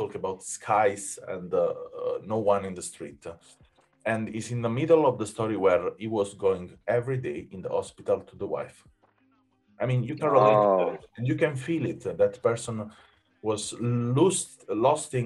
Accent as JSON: {"language": "English", "town": "Naples", "region": "Campania", "country": "Italy", "second_language": "English", "moved": "yes", "lives_now": "Berlin, Germany", "said": "I come from Naples"}